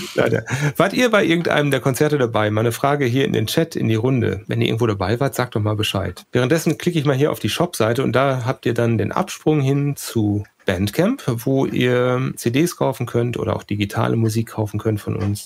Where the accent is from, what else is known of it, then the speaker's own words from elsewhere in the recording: Sauerland, North Rhine-Westphalia, Germany; moved away; wir sind alle schon mal aus dem Sauerland weggezogen